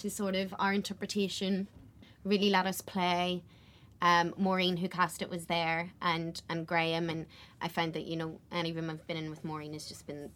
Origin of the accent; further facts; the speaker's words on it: Belfast, Northern Ireland, United Kingdom; I'm from West Belfast.